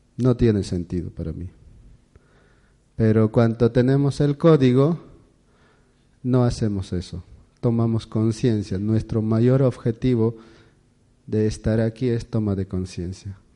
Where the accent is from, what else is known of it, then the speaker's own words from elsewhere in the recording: Cusco, Peru; Spanish is a second language; moved away; mi pueblo es conocido con la nación Kero, que somos alrededor de 4.000 personas